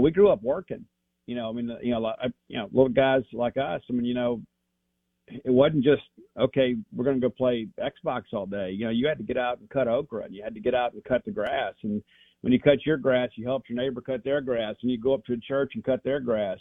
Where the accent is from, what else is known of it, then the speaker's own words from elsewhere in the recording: South Mississippi, United States; I am from South Mississippi.